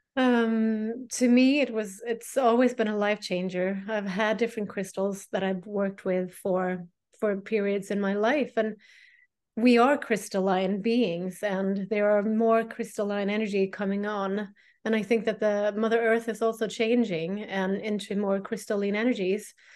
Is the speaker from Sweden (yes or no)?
yes; Sweden; I am a priestess from Sweden